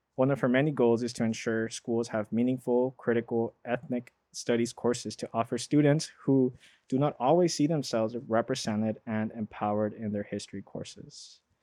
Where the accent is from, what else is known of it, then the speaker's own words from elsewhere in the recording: Los Angeles, California, United States; born and raised in South Central L A.